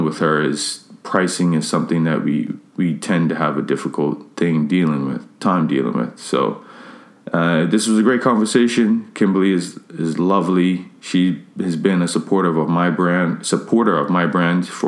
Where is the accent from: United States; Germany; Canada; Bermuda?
Bermuda; I'm from Bermuda